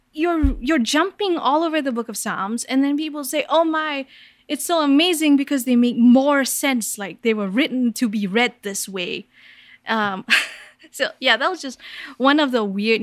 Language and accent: English; Kuala Lumpur, Malaysia; I grew up in Kuala Lumpur, Malaysia